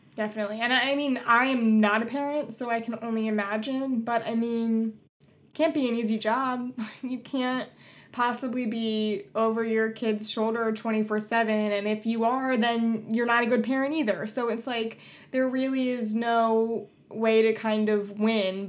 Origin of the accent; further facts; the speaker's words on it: Collingswood, New Jersey, United States; moved away; I'm originally from Collingswood, New Jersey. I went to Collingswood High School